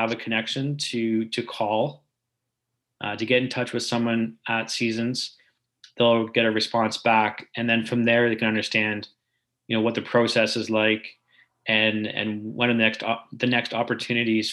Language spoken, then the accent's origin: English; Barrie, Ontario, Canada; also born or lived in Waterloo / Greater Toronto Area; I did grow up in the Barrie area during the 80s and 90s before heading off to university in Waterloo.